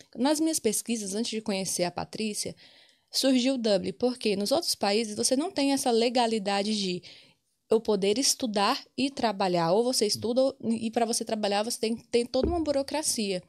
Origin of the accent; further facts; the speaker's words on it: Alvorada, Tocantins, Brazil; moved away as an adult; now in Ireland; Sou de Alvorada, Tocantins